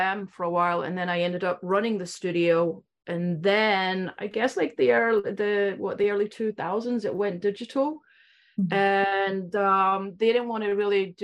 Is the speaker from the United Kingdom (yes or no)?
yes; Scotland, United Kingdom; moved away; I was from Scotland.